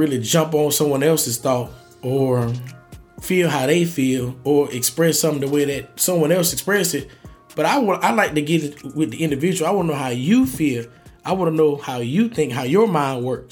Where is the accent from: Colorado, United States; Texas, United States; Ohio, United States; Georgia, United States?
Georgia, United States; Augusta; I'm from Augusta, Georgia. So it's like, I know that that's my home